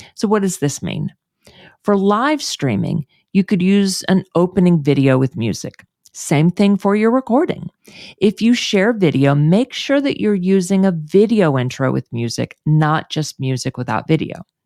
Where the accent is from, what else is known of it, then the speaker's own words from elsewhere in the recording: Houston, Texas, United States; moved away; move back to my hometown of Houston